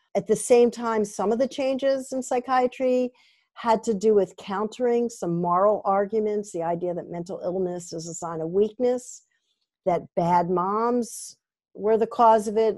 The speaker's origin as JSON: {"language": "English", "region": "Vermont", "country": "United States", "said": "I'm from Vermont"}